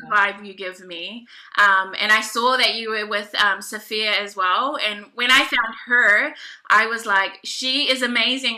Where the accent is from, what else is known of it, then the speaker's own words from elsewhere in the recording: New Zealand; also born or lived in Niue; I'm um, Pacific Islander, so I'm from Niue. Do you know where Niue is? The island of oh, Niue. I'm also from New Zealand, so I'm Maori.